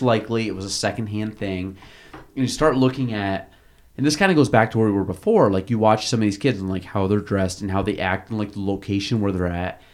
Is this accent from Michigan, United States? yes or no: no; Chazy, New York, United States; I grew up in Chasey